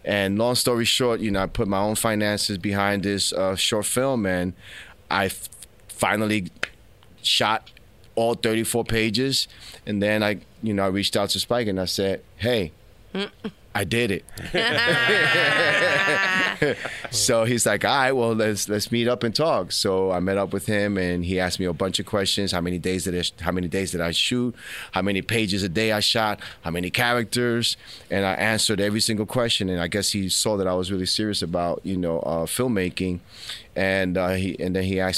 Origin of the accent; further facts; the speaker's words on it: New York City, New York, United States; also born or lived in Philadelphia; I'm Dominican from Washington Heights.